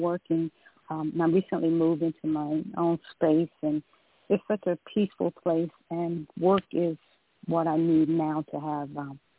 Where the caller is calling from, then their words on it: Georgia, United States; I'm calling from Georgia.